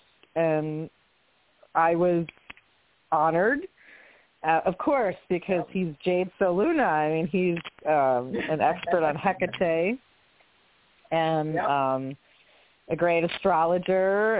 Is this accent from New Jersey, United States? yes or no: yes; Monmouth County, New Jersey, United States; moved away as an adult; also born or lived in Manhattan, New York; When I got to college, I went from, you know, rural New Jersey to I was raised in Monmouth County. And then came into like Manhattan at 18 in 1989.